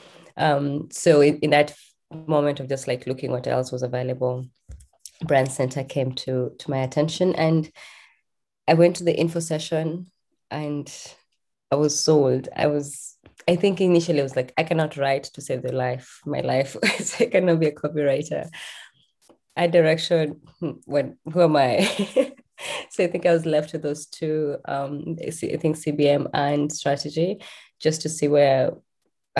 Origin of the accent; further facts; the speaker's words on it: Kenya; moved away as an adult; I'm born and raised in Kenya